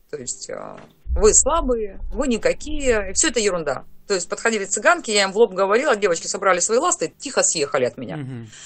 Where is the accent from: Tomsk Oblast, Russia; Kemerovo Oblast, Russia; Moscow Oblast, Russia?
Kemerovo Oblast, Russia; Targay; now in Dnipropetrovsk, Ukraine; сама я а, с Сибири, а, с село Таргай. В свое время мы приехали жить на Украину, сейчас я живу в город Днепропетровск.